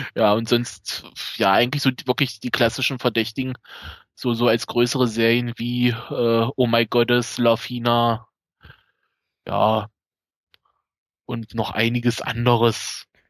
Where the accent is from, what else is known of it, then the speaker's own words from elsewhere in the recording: Magdeburg region, Saxony-Anhalt, Germany; accent: East German; ich komme aus dem Osten, wie man vielleicht an der Stimme, am Akzent